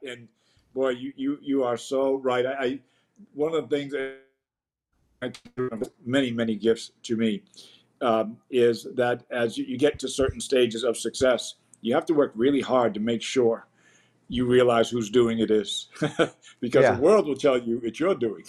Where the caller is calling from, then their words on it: Chicago, Illinois, United States; I'm coming in from Chicago.